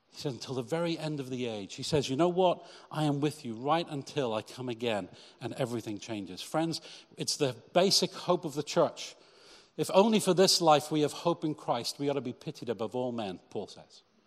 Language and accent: English; Cheltenham, South West England, United Kingdom; my church in Cheltenham growing up